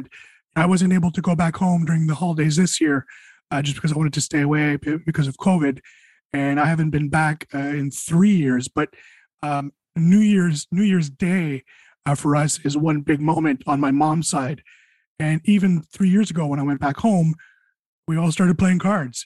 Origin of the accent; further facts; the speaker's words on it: Quebec, Canada; I'm from French Canada.